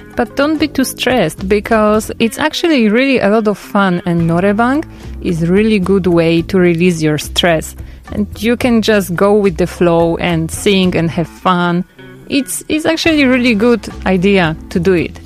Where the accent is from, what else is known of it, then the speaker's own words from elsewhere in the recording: Poland; moved away as an adult; now in South Korea; I'm from Poland